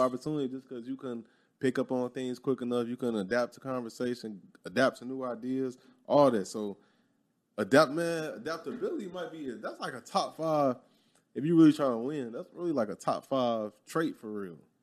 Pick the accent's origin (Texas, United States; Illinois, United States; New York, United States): Illinois, United States; Chicago; moved away; growing up in Chicago